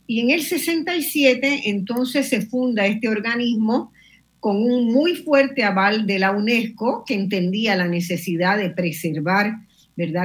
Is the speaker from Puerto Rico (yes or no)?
yes; Puerto Rico; una puertorriqueña, yo, esta que está aquí